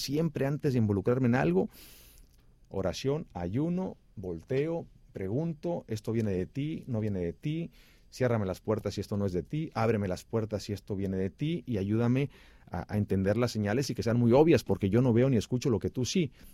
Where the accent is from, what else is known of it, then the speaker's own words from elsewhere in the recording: Xicoténcatl, Tamaulipas, Mexico; moved away as an adult; also born or lived in Ciudad Mante, Tamaulipas / Mexico City / Miami / Los Angeles; yo nací en Ciudad Mante, Tamaulipas, crecí en Jicotenca, el Tamaulipas